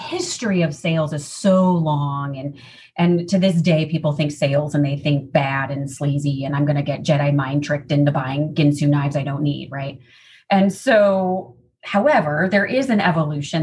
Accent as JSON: {"language": "English", "town": "Chicago", "region": "Illinois", "country": "United States", "tie": "born or raised there", "also_born_or_lived": "Seattle", "moved": "as an adult", "lives_now": "Southern California, United States", "said": "born and raised in the Midwest in the Chicagoland area suburbs. So still identify as a Midwesterner, even though now being in Southern California"}